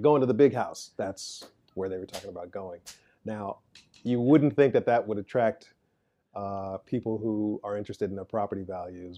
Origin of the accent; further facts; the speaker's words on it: Chicago, Illinois, United States; moved away; I grew up on South Side of Chicago, working class